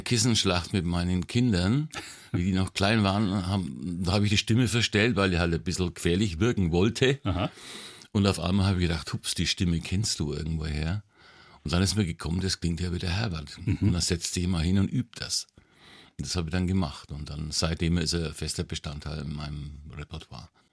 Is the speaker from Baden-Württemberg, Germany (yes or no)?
no; Nuremberg, Bavaria, Germany; aufgewachsen bin ich in der Südstadt, mhm. in Falkenheim